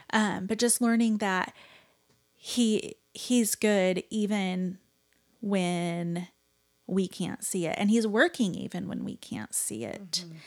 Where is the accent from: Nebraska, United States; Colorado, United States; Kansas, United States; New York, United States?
Nebraska, United States; I grew up in Nebraska